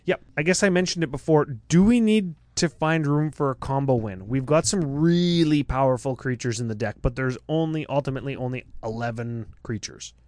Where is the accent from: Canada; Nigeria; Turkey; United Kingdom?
Canada; I'm from Canada.